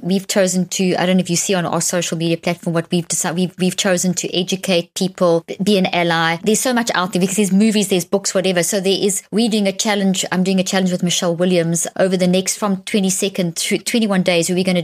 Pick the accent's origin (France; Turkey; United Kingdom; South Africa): South Africa; moved away; I grew up in South Africa. I saw apartheid